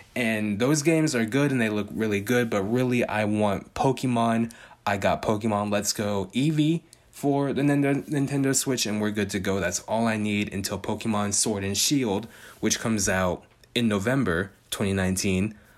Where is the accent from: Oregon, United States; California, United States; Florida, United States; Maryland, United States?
California, United States; Bay Area; I'm from the Bay Area. I speak the slang